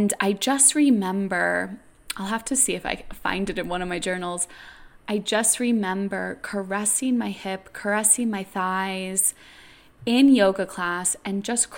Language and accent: English; New York City, New York, United States; I grew up in New York City